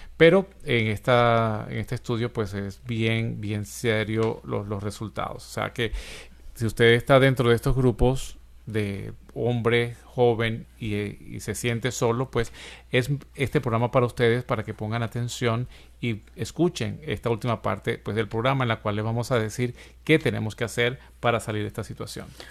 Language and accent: Spanish; Venezuela; moved away; en mi país, Venezuela